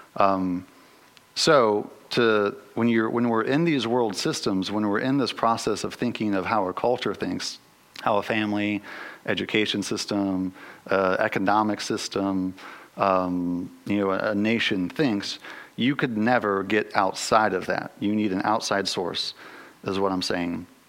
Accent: United States; as American Western Christians

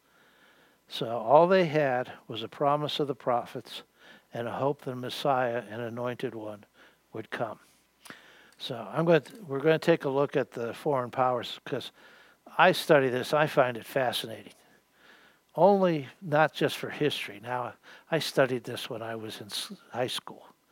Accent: Western Pennsylvania, United States; moved away; also born or lived in Queens, New York City; I grew up in Western Pennsylvania. We moved to New York City, Queensboro, New York City.

